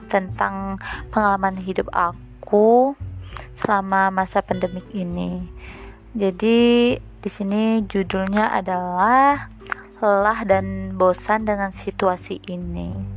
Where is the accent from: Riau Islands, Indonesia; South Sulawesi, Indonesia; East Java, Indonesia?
Riau Islands, Indonesia; Lingga; asal aku dari Lingga